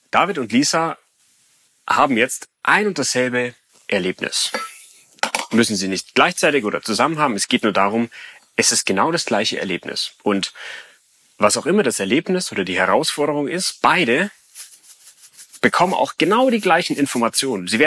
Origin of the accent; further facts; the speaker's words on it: Munich, Bavaria, Germany; now in Hamburg, Germany; in Hamburg sehen die Fahrradwege anders aus als in München, wo ich herkomme.